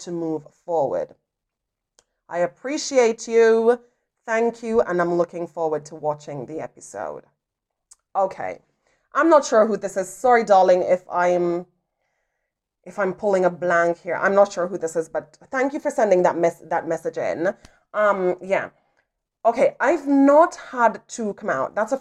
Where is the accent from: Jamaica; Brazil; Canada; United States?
Jamaica; I grew up in Jamaica